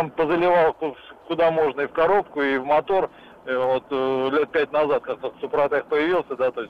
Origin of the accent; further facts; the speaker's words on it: Moscow, Russia; город Москва, 51 год.